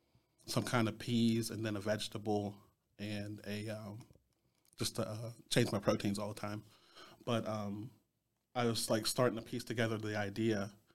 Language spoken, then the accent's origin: English; Greensburg, Pennsylvania, United States; also born or lived in Chicago; I'm from Greensburg. I've been here since I was 3. Originally from Chicago.